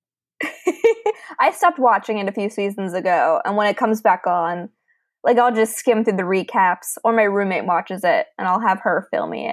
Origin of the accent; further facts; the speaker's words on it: Fort Lauderdale, Florida, United States; also born or lived in a rural area; I grew up in Fort Lauderdale, Florida until the age of 13.